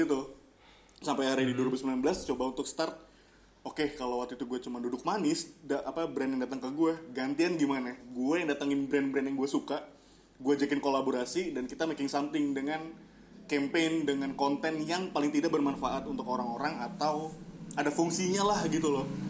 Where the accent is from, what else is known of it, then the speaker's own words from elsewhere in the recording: Jakarta, Indonesia; orang kita tuh orang Jakarta